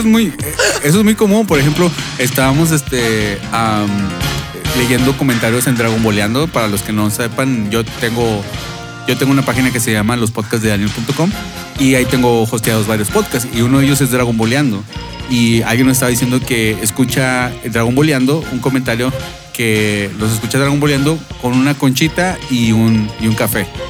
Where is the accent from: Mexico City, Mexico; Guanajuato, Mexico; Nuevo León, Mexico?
Nuevo León, Mexico; Monterrey; moved away as an adult; ¿de dónde les digo? Monterrey